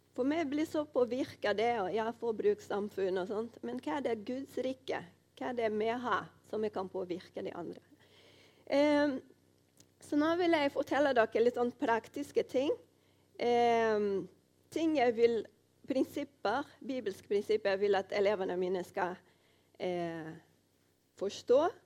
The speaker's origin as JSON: {"language": "Norwegian", "region": "Rio de Janeiro", "country": "Brazil", "moved": "as an adult", "lives_now": "Os, Norway", "said": "Jeg kommer fra Rio de Janeiro i Brasil. Og nå har jeg vært her i Norge i tolv år"}